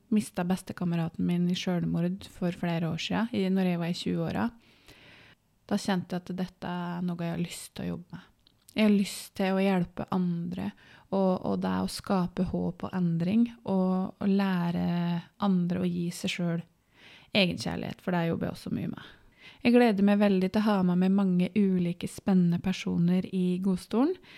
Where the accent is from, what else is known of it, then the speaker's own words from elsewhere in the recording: Vågå, Innlandet, Norway; moved away as an adult; now in Biri, Norway; så er jeg fra Gudbrandsdalen, fra Vågå, og fant kjærligheten på Biri for 13 år sia og bor